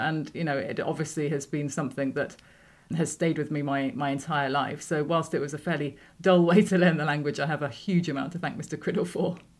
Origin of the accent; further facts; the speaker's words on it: Worcestershire, West Midlands, United Kingdom; moved away as an adult; also born or lived in Moscow, Russia; I come from the Midlands, Worcestershire. We lived in a village, but it was more like a housing estate somewhere between Worcester and Pershore.